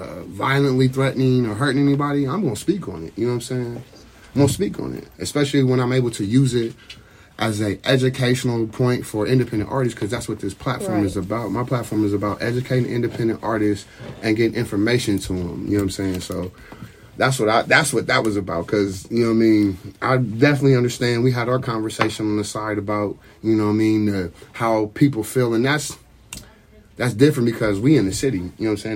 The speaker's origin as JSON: {"language": "English", "region": "Ohio", "country": "United States", "said": "I am from Ohio"}